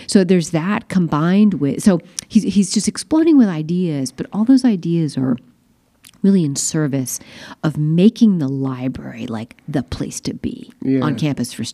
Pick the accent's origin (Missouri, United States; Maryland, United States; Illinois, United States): Maryland, United States; Eastern Shore of; now in Montclair, United States; I'm from Maryland, but I'm from the Eastern Shore of Maryland